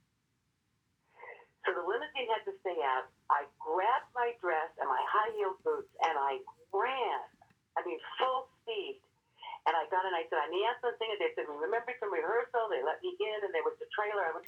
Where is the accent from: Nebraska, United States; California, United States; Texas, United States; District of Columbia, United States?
Nebraska, United States; moved away; I'm from Nebraska